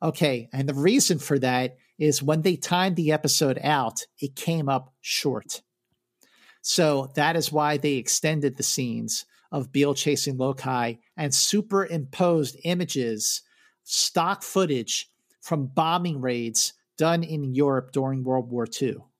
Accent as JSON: {"language": "English", "town": "Philadelphia", "region": "Pennsylvania", "country": "United States", "tie": "born or raised there", "said": "growing up in Philadelphia."}